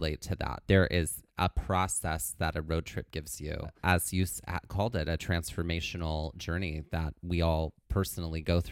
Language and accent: English; Mississippi, United States; now in New Jersey, United States; I'm originally from the South. I'm originally from Mississippi